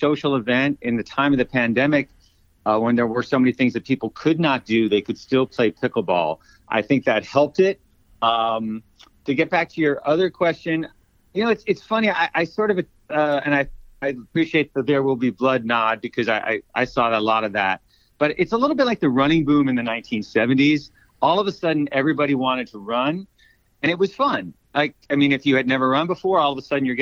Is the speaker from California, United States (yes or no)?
no; Arizona, United States; moved away as an adult; also born or lived in New York City; I grew up in Arizona, and even though I lived in New York City most of my adult life